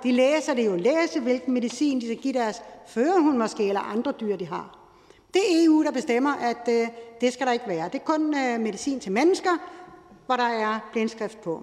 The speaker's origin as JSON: {"language": "Danish", "area": "Lolland", "region": "Zealand", "country": "Denmark", "tie": "born or raised there", "said": "Jeg er opvokset på Lolland"}